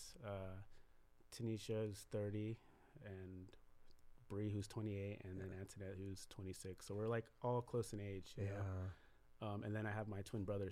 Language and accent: English; California, United States; also born or lived in Bremerton, Washington / Morgan Hill, California / Gilroy, California; Moved over to California when I was around 6 years old.